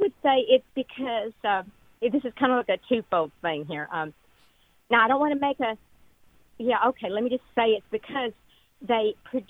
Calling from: McKinney, Texas, United States

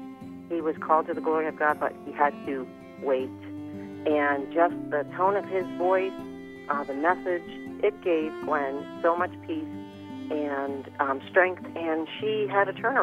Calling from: Ohio, United States; I'm calling from Ohio.

